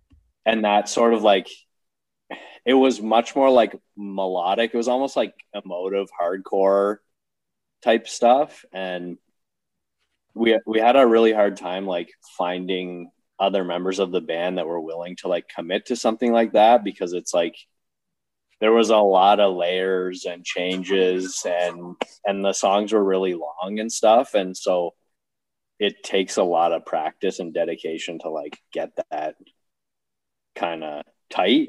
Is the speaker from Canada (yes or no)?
yes; Sarnia, Ontario, Canada; moved away; also born or lived in Niagara; I'm originally from Sarnia, Ontario